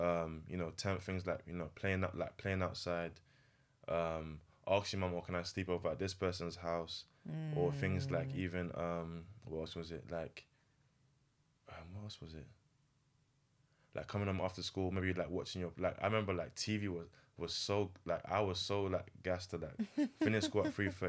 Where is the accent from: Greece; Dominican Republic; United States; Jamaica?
Jamaica; You're African, I'm Jamaican. We're not together.